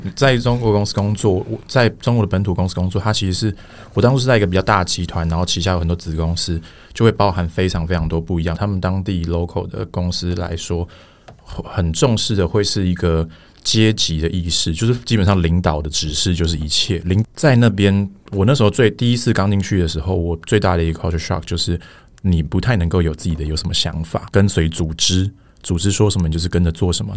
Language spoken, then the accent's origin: Chinese; Taiwan; 我，我出生一直到大学毕业都是在台湾念书